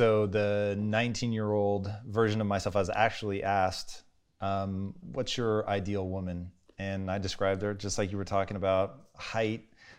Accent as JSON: {"language": "English", "town": "Tacoma", "region": "Washington", "country": "United States", "tie": "born or raised there", "said": "Because growing up in Tacoma, dude, it was white people 24/7."}